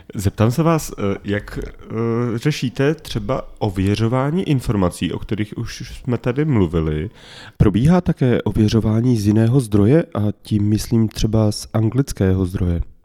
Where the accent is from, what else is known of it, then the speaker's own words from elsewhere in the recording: Czechia; já jsem byl poblíž rakouských hranic